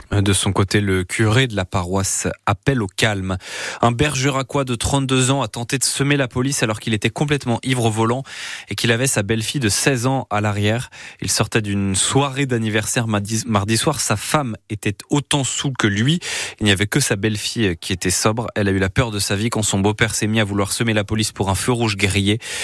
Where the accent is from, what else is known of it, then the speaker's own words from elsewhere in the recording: Dordogne, Nouvelle-Aquitaine, France; chez nous, en Dordogne